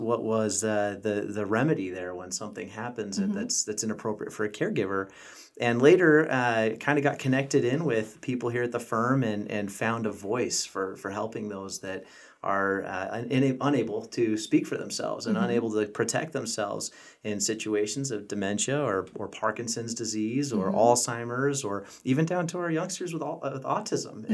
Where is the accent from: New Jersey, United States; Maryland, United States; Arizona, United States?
Arizona, United States; Mesa; also born or lived in Colorado; So I'm actually from Mesa. I grew up here